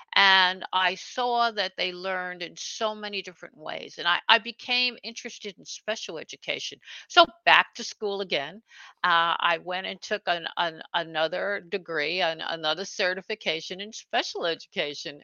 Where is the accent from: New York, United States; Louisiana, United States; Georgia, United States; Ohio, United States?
New York, United States; New York City; now in Hudson Valley, United States; I was born actually in Brooklyn, New York, and I grew up uh, right on the border between Brooklyn and Queens